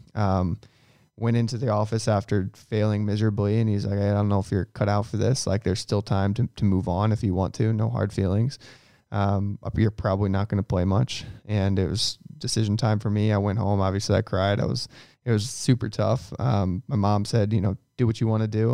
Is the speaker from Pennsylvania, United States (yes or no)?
no; St. Louis, Missouri, United States; it was awesome to be in my hometown